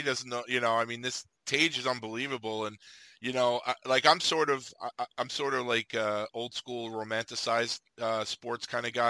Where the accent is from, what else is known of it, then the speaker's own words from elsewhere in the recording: United States; being an American